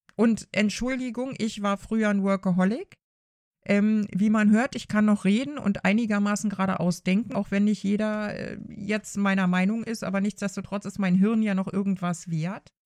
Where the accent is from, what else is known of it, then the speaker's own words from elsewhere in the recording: Germany; bei uns in Deutschland